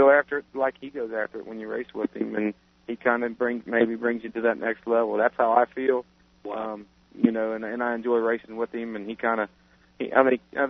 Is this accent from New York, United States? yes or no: no; Lawrenceburg, Indiana, United States; born or raised there